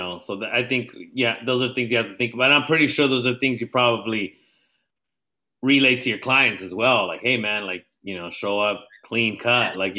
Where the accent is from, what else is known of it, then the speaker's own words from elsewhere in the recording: Jalisco, Mexico; So I'm pretty sure probably have some Aztec heritage because I'm from Jalisco.